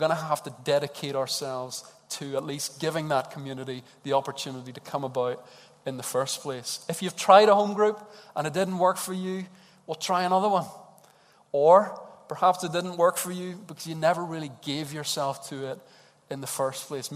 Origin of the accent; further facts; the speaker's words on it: Edinburgh, Scotland, United Kingdom; Edinburgh people, as the Glaswegians call us